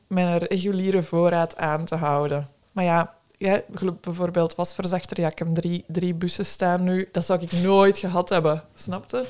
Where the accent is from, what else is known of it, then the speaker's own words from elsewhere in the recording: Brussels, Brussels-Capital Region, Belgium; En ik kom uit Brussel, ben daar opgegroeid